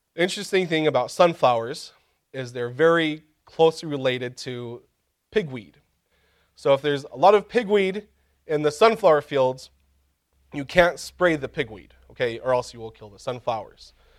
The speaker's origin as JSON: {"language": "English", "region": "Kansas", "country": "United States", "tie": "born or raised there", "said": "Growing up in Kansas, I had the opportunity one time, uh, for a couple weeks to work in a field"}